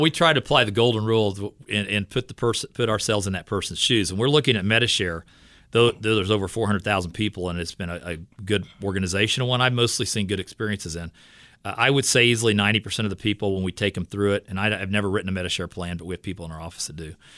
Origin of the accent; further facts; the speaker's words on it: Fort Scott, Kansas, United States; I'm from Fort Scott, Kansas, and I work in the Fort Scott Leawood area